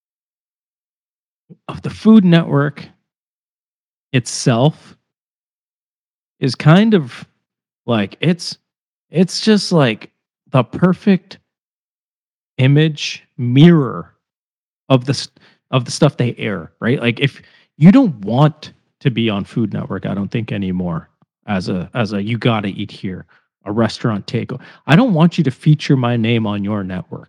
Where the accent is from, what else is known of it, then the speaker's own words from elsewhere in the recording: Cambridge, Ontario, Canada; now in Toronto, Canada; I've been in fucking Toronto for like 15 years, but yeah, sure. I'm from Cambridge.